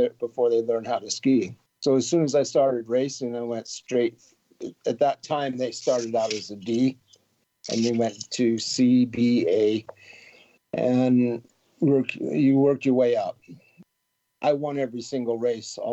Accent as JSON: {"language": "English", "country": "United States", "also_born_or_lived": "San Diego", "moved": "as an adult", "lives_now": "Chamonix, France", "said": "I'm from Lake Tahoe"}